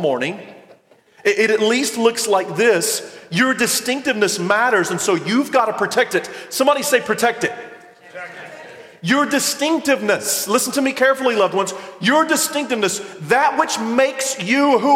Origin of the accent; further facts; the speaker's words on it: the South, United States; I'm from the South